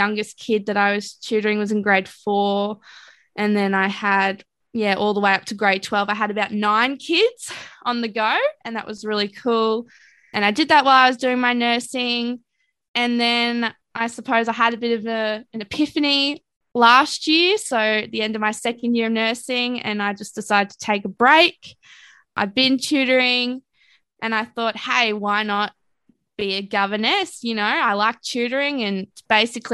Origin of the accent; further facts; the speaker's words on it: Ipswich, Queensland, Australia; I grew up in Ipswich